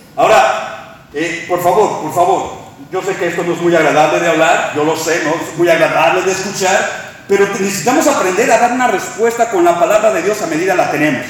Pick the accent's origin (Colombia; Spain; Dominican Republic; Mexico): Mexico; now in Texas, United States; somos mexicanos viviendo en Texas